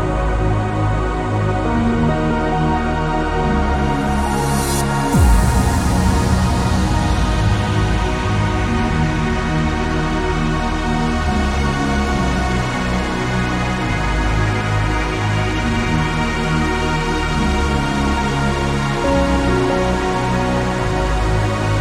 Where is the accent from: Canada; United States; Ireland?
Ireland; Dublin, Leinster; I'm actually Irish, but you didn't know that. Born in Rathfarnham.